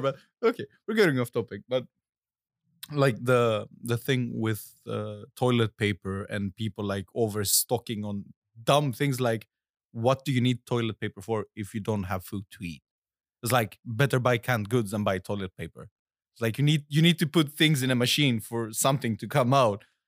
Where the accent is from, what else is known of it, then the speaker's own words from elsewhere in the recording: Ioannina, Epirus, Greece; moved away; I was in Greece, in my hometown called Ioannina